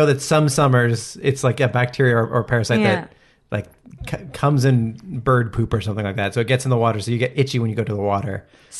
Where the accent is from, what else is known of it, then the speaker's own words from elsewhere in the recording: New Brunswick, Canada; I feel like I have a different cottage experience, because I'm from New Brunswick